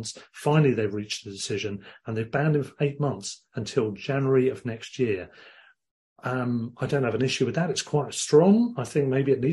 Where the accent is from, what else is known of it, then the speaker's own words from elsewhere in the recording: Worthing, South East England, United Kingdom; Worthing FC, my hometown club